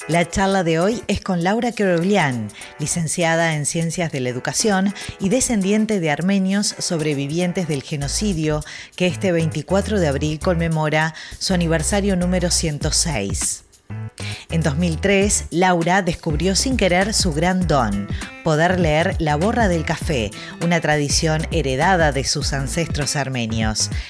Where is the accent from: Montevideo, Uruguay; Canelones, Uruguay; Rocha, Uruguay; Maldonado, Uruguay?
Montevideo, Uruguay; Yo nací en Montevideo, Uruguay.